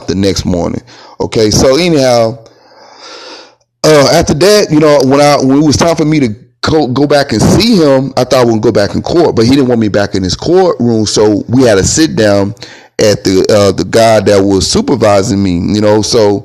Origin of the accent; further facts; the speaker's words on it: Texas, United States; I'm a Texan. You know, I was born on this land in Texas, on Texas land